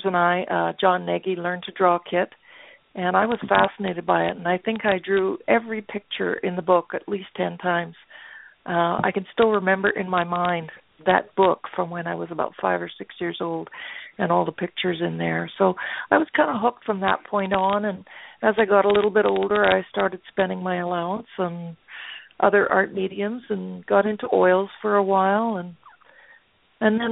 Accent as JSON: {"language": "English", "town": "Winnipeg", "region": "Manitoba", "country": "Canada", "said": "I come from Canada, Winnipeg, Manitoba, to be exact."}